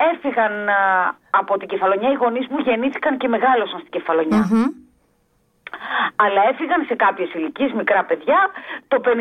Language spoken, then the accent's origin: Greek; Athens, Attica, Greece; born there; Εγώ γεννήθηκα στην Αθήνα από γονεί Βέρου κεφαλονίτες.